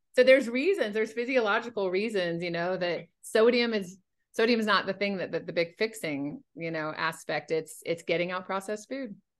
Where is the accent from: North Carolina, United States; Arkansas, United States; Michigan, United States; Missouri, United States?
North Carolina, United States; moved away; also born or lived in Washington, D.C. area; growing up in North Carolina. When I moved up to the D.C. area